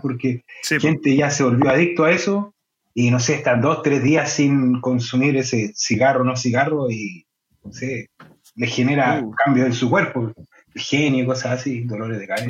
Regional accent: Chile; moved away as an adult; now in Denmark; soy chileno

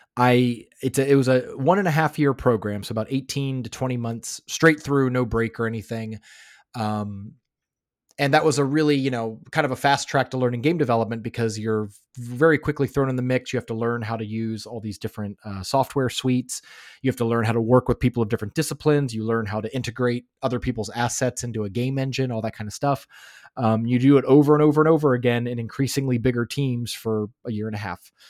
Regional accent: Florida, United States; also born or lived in Los Angeles, California; now in Finland; I grew up in Florida

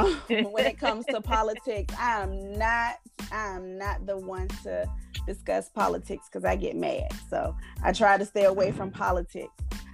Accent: Suffolk, Virginia, United States; I am from Suffolk as well, but I'm from the Holland area, so I'm from the country.

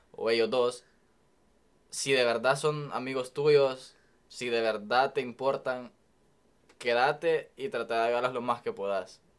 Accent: El Salvador; moved away as an adult; now in United States; yo soy de El Salvador y pues crecí toda mi vida allá.

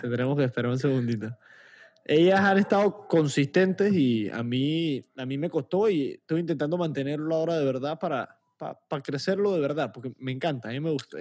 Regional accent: Panama

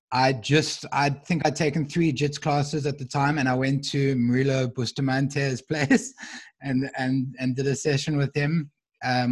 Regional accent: South Africa; I was from South Africa

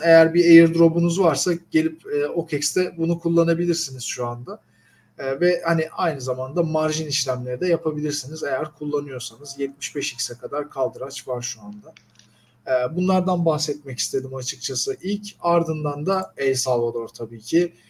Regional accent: Turkey; bir Türk olarak

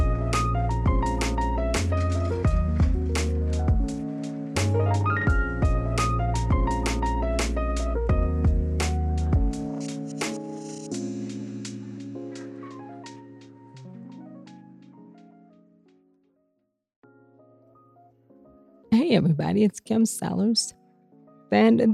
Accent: Cleveland, Ohio, United States; moved away as an adult; also born or lived in Seattle / Detroit, Michigan / Greenville, South Carolina / Lansing, Michigan; come home and do what I do right here in my hometown

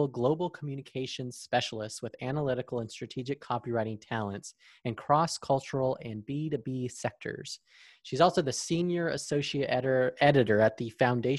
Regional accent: United States; we Americans

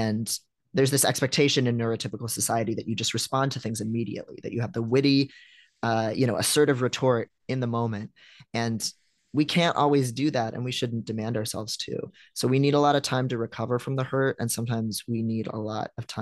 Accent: Midwest, United States; I'm a Midwesterner

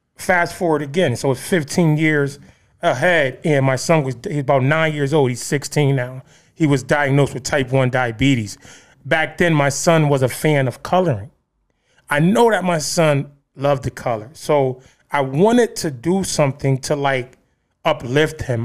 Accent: Bridgeport, Connecticut, United States; I grew up in Trumbull Gardens, the Terrace. uh, one of the, um, high crime, uh, places in Bridgeport.

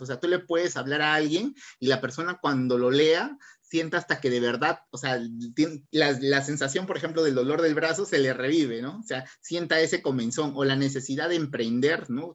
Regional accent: Barranca, Lima, Peru; somos de acá de Barranca

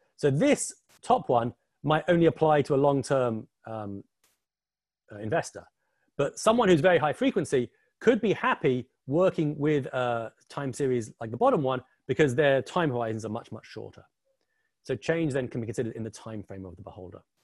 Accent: England, United Kingdom; also born or lived in New York area; now in New York, United States; the funny accent, I'm currently sitting in the New York area, but obviously the funny accent and the picture behind me, I'm English, like Mr. Box

